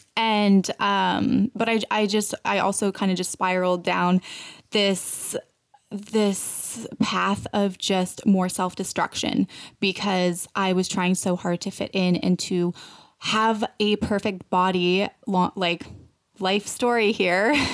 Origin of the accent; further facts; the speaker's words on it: Canada; moved away as an adult; now in United States; I'm like from Canada, but I have dual citizen